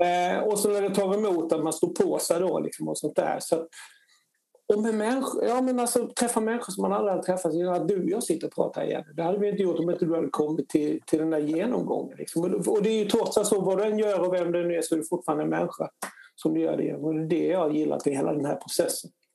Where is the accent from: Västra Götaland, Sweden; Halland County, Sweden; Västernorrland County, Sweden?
Halland County, Sweden; Harplinge; moved away as an adult; now in Stockholm, Sweden; jag är uppväxt i Harplinge då, utanför Halmstad